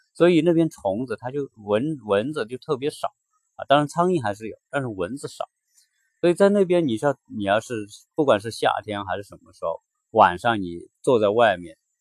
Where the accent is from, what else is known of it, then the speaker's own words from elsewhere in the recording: China; now in Atlanta, United States; 在我们中国人说乘凉啊